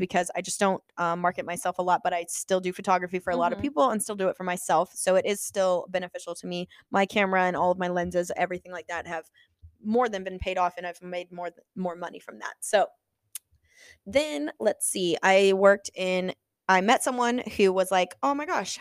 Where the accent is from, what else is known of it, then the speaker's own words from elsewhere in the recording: Illinois, United States; moved away as an adult; now in Ohio, United States; I was originally from Illinois